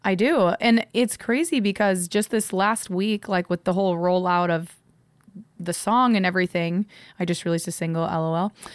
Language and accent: English; Midwest, United States; moved away; growing up in the Midwest, like, small town